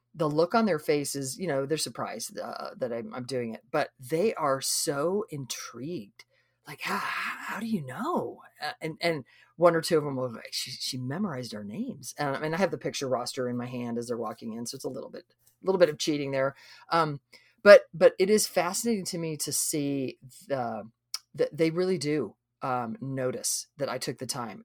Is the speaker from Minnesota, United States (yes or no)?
no; Idaho, United States; now in Texas, United States; we live in Texas. I grew up in Idaho.